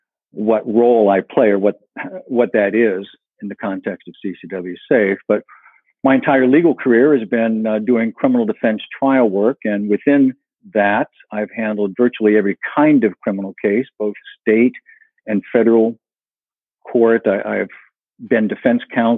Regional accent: Western Pennsylvania, United States; moved away as an adult; also born or lived in California; I grew up in Western Pennsylvania in a very rural area, mostly farmers

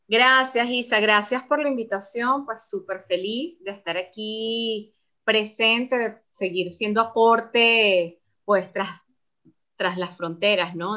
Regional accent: Venezuela; moved away; para nosotros los venezolanos

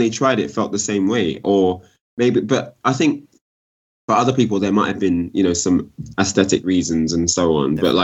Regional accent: London, United Kingdom; I'm from South London

